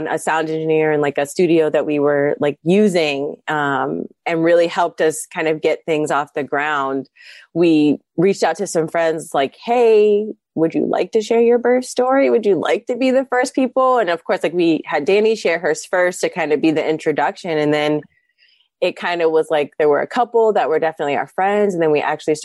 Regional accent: Columbus, Ohio, United States; moved away; I'm originally from Columbus, Ohio. I moved back

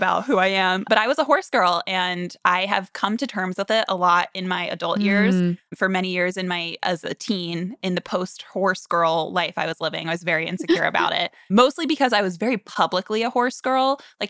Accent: Florida, United States; moved away; I'm from Florida. We grew up as neighbors.

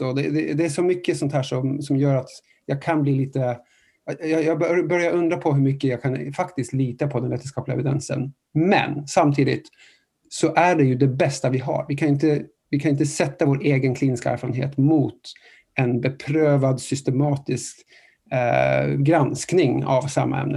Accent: Norway; moved away; jag är från, från, från Norge

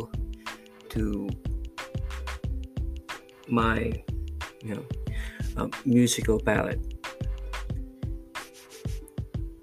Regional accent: Pampanga, Central Luzon, Philippines; moved away as an adult; now in Cebu, Philippines; I'm originally from Pampanga. I'm a Kapampangan, and I moved to Cebu to be with my soon-to-be wife.

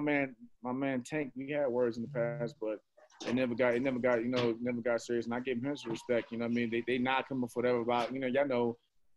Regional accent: New York, United States; I'm from New York

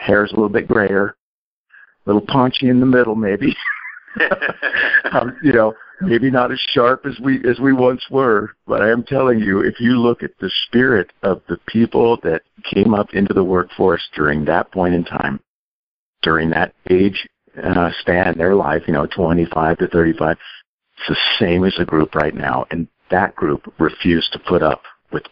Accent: California, United States; I'm from California. I'm near Silicon Valley

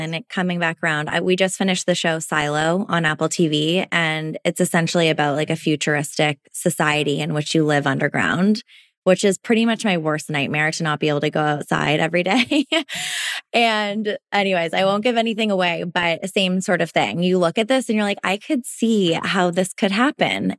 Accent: Toronto, Ontario, Canada; now in Vancouver, Canada; I grew up in Toronto, which is obviously a big city. And moved out to Vancouver.

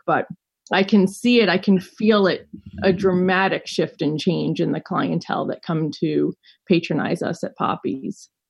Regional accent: New York City, New York, United States; also born or lived in Colorado; I grew up in New York City and ran away to Colorado for college

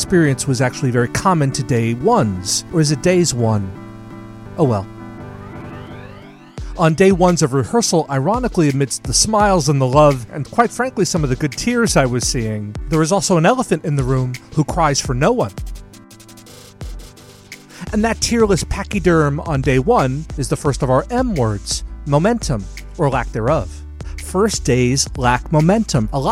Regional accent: New York, United States; You can tell I'm from New York

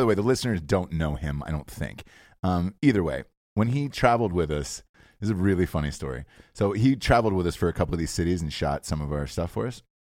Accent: Georgia, United States; moved away as an adult; also born or lived in Ohio; I grew up in Georgia my entire life

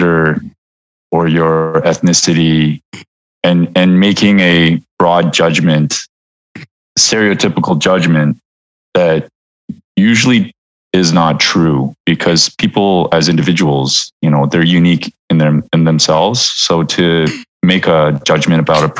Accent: Vancouver, British Columbia, Canada; now in New York, United States; I was born and raised in Vancouver, Canada, to parents from South Korea

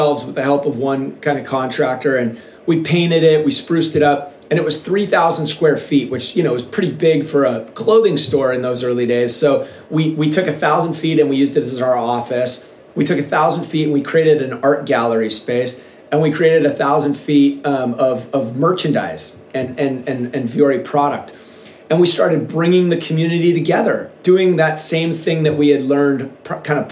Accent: Seattle, Washington, United States; moved away as an adult; now in Encinitas, United States; when I was a kid, I grew up in Seattle

